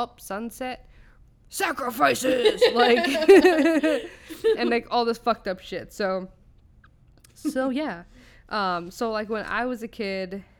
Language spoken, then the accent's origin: English; Orange County, California, United States; So it's in Orange County, California, where I grew up